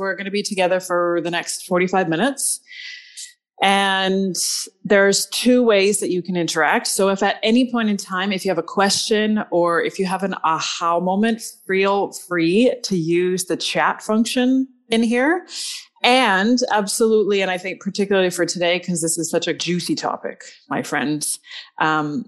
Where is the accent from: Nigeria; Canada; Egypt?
Canada; We in Canada